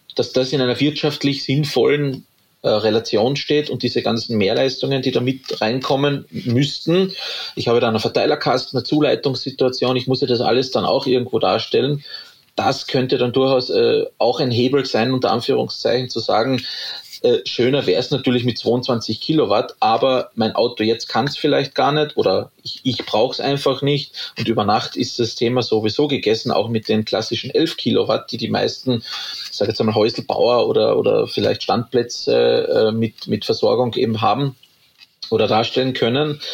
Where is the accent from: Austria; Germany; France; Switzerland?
Austria; Carinthia; also born or lived in Graz, Styria; now in Upper Austria, Austria; Ich bin ja gebürtiger Kärntner, also aus dem südlichen Österreich.